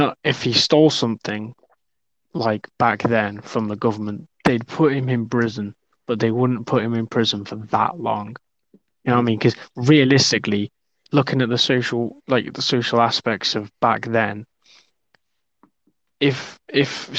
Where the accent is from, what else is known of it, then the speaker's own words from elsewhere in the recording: Welsh, Wales, United Kingdom; now in England, United Kingdom; I'm Welsh, I'm Celtic pagan. Both are very minority in England.